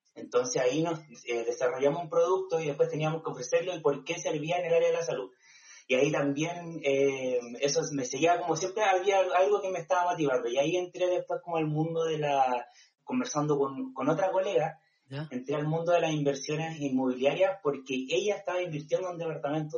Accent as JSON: {"language": "Spanish", "country": "Chile", "tie": "born or raised there", "said": "yo soy del Tao, de la playa, entonces eh, vivía en una comunidad donde llegaba gente solamente en el verano"}